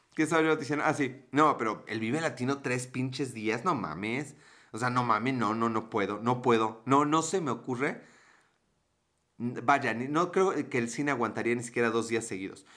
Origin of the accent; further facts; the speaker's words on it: Puebla, Mexico; yo soy de Puebla